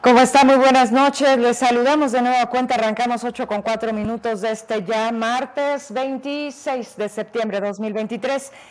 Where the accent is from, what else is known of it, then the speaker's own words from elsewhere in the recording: Fresnillo, Zacatecas, Mexico; yo que soy de Fresnillo